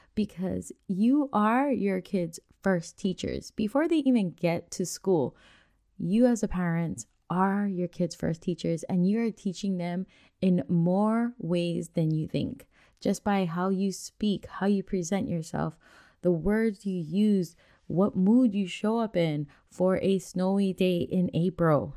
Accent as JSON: {"language": "English", "region": "Hawaii", "country": "United States", "moved": "as an adult", "lives_now": "Washington, United States", "said": "since we are from Hawaii and we don't get snow that much, even though we've been on the mainland up here in Washington for a few years now"}